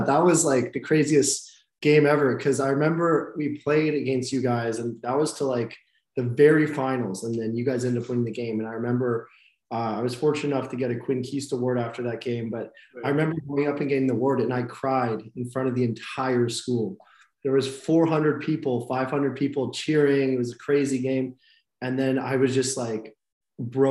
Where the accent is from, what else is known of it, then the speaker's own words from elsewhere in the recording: North Vancouver, British Columbia, Canada; I grew up in North Vancouver. I was born and raised there